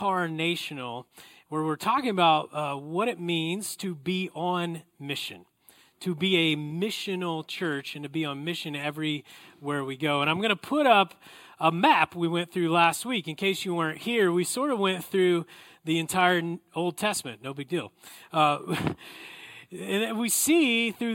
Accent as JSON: {"language": "English", "area": "the South", "region": "Oklahoma", "country": "United States", "tie": "born or raised there", "said": "I grew up in the South."}